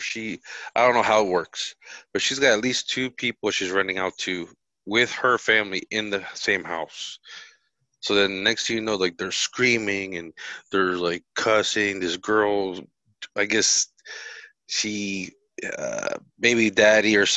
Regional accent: New Jersey, United States; now in Florida, United States; I'm from Jersey

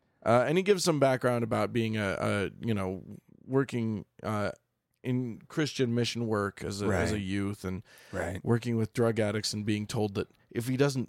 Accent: Bhutan; I'm from Bhutan, so that doesn't apply to me. None of the Geneva protections apply to me. I'm from a non-signatory country

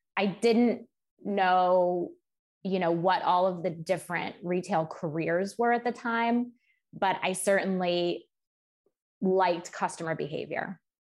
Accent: Cleveland, Ohio, United States; moved away as an adult; also born or lived in Michigan; now in New York City, United States; I grew up in Cleveland, um, Cleveland, Ohio, with my parents and my younger sister.

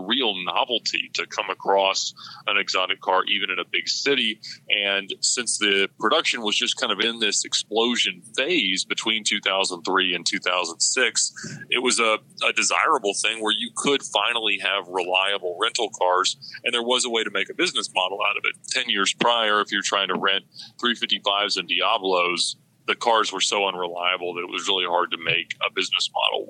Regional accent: Buford, Georgia, United States; also born or lived in Alpharetta, Georgia / Johns Creek, Georgia; I grew up in Buford, Georgia, about 45 minutes northeast of Atlanta

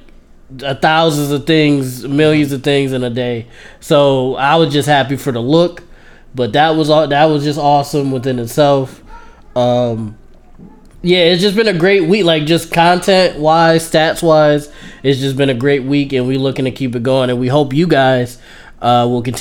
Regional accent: Buffalo, New York, United States; we Buffalo kids

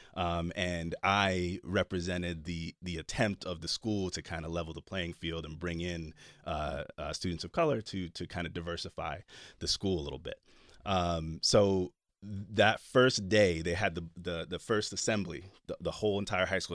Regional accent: Jersey City, New Jersey, United States; I grew up in Jersey City

